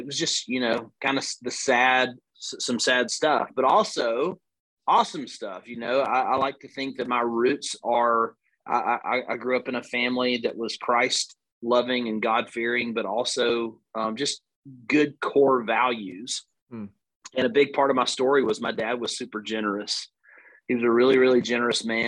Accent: Northwest Alabama, United States; accent: Southern; I'm an Alabama boy, born and raised. You can tell by the long vowel sounds in my accent

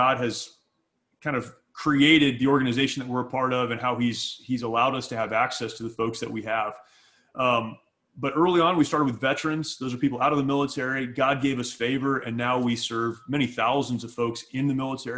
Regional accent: Southern California, United States; I grew up in California. I grew up here in Southern California.

